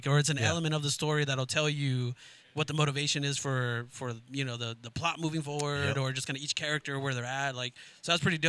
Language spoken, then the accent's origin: English; Guatemala; I know, bro, because we're from Guatemala